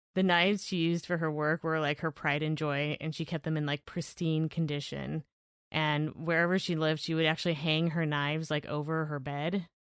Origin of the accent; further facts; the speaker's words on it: Evanston, Washington, United States; I was born in Evanston